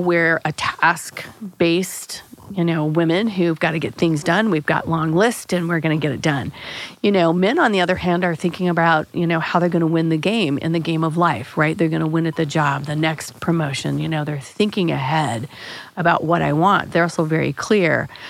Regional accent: Springfield, United States; I grew up in Springfield

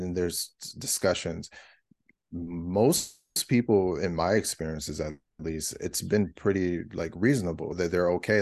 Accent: California, United States; moved away as an adult; also born or lived in Georgia; I moved all the way across the country 'cause I'm from California originally

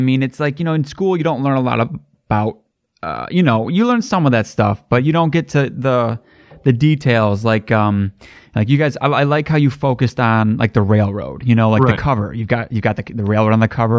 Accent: United States; as an American

